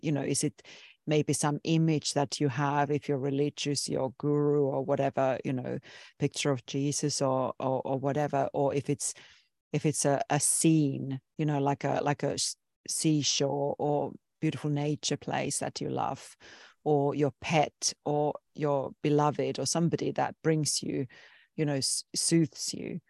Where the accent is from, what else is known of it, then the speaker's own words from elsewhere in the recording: Finland; I come from Finland, which is a very liberal Nordic country in Europe